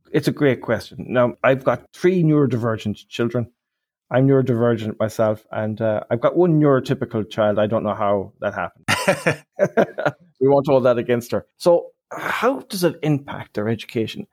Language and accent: English; Ireland; I'm Irish.